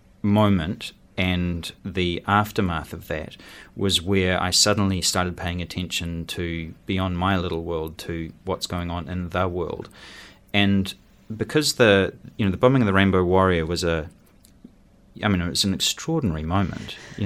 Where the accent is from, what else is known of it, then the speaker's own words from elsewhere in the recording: Wellington, New Zealand; Well, I say that I grew up in Aro Valley because we moved there when I was about 15 or 16.